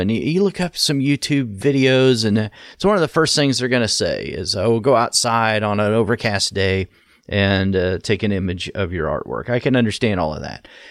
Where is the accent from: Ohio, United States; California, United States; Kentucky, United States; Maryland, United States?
Ohio, United States; from my home state in Ohio